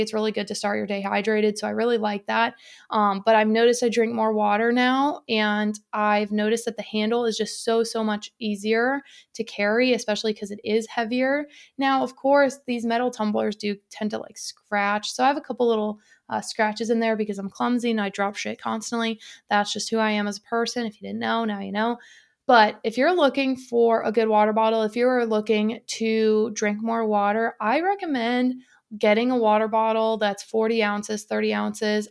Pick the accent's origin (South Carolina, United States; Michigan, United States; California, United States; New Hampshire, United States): Michigan, United States; Detroit; moved away; growing up in the Detroit area